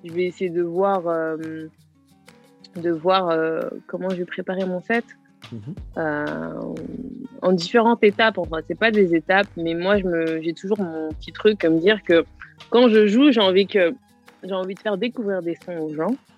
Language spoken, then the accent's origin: French; Garges-lès-Gonesse, Île-de-France, France; je, suis de Garges, en 95, Garges des Gonesse. D'accord. J'ai grandi là-bas moi j'ai grandi là-bas